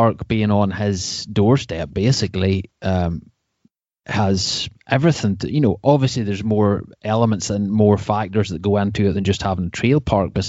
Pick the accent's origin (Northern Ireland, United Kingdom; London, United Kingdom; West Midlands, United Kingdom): Northern Ireland, United Kingdom; Portrush; I'm from Port Rush